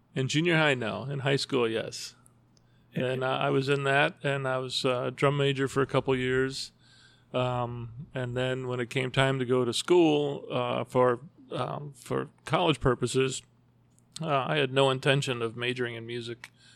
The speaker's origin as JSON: {"language": "English", "town": "Evergreen Park", "region": "Illinois", "country": "United States", "tie": "born or raised there", "said": "I actually grew up in Evergreen Park, uh, down near Oak Lawn"}